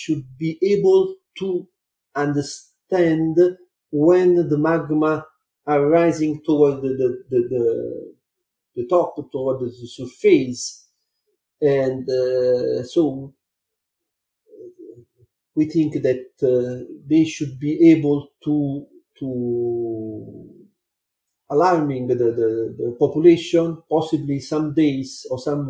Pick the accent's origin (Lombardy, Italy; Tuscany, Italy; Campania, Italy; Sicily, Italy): Campania, Italy; Naples; I was born in Naples and I lived in a small town on the Vesuvius slope